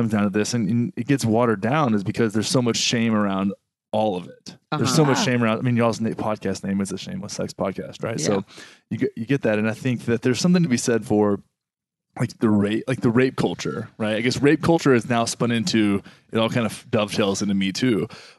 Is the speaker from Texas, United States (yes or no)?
yes; Texas, United States; I grew up in Texas, man. Texas.